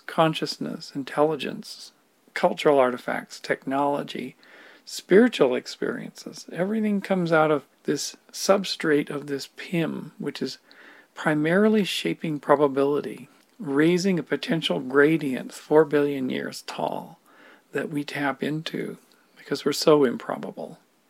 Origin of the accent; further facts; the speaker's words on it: Victoria, British Columbia, Canada; born there; I was born in Victoria, BC, 1962, seems like eons ago.